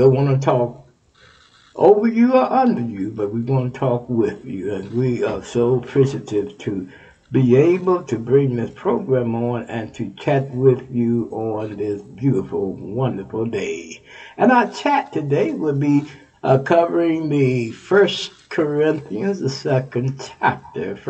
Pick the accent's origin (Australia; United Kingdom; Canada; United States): United States; Texas; Texas, my home state